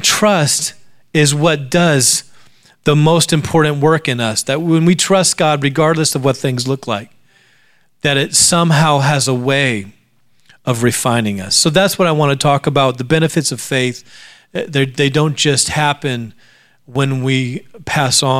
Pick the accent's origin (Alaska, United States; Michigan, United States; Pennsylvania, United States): Alaska, United States; My brother and I grew up in Alaska, a very beautiful place to grow up